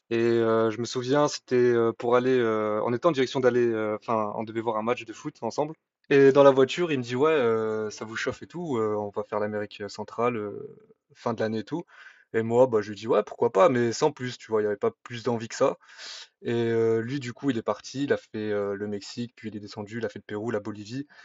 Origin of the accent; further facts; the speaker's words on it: Clermont-Ferrand, Auvergne-Rhône-Alpes, France; je suis auvergnat, je suis d'origine de Clermont-Ferrand.